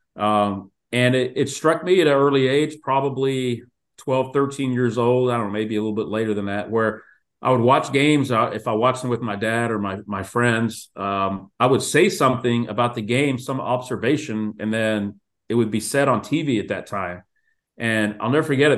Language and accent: English; Houston, Texas, United States; I grew up in Houston